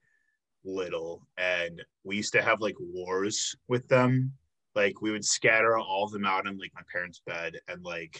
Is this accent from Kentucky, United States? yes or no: no; Chicago suburbs, Illinois, United States; moved away as an adult; now in Milwaukee, United States; I'm from Illinois